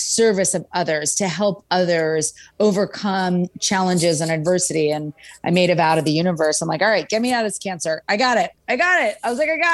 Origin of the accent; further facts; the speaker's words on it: Princeton, New Jersey, United States; also born or lived in California; I'm about ready to start high school back in Princeton, New Jersey